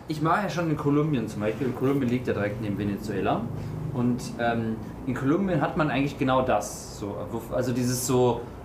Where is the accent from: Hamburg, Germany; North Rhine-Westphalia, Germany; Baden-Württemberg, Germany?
North Rhine-Westphalia, Germany; Cologne; ich komme ja aus Köln